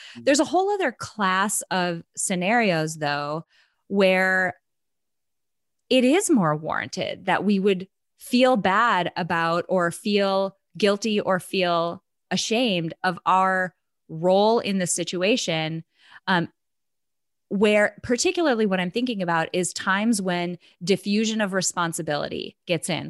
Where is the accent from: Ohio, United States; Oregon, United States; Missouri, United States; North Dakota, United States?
North Dakota, United States; moved away; also born or lived in Nebraska; I'm from North Dakota